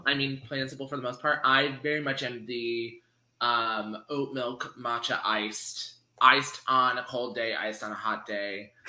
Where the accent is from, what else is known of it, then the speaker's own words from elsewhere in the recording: Washington, United States; moved away as an adult; now in San Francisco Bay Area, United States; I am originally from Washington State, which is like a really like semi-liberal, semi-conservative state, depending on what side of the state you're on. I was on the more conservative side of the state. And then I moved to the San Francisco Bay Area when I was 18, and I've been here ever since.